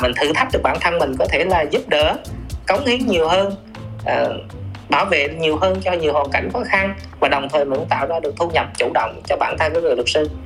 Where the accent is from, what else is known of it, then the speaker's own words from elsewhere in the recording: Bình Định, Vietnam; quê mình là ở Bình Định là uh, miền Trung